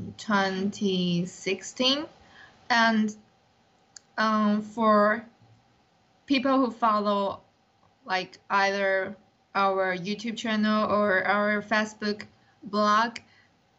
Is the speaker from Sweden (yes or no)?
no; Taiwan; English is a second language; I'm the one from Taiwan